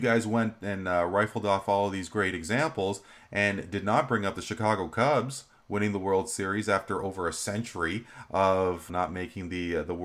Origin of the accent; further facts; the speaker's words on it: Canada; we are Canadian, we are more than just hockey